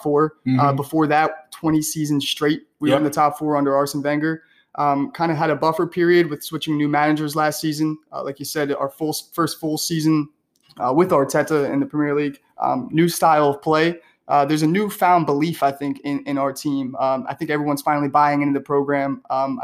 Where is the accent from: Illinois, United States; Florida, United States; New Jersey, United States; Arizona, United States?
New Jersey, United States; Mount Laurel; Growing up in Mount Laurel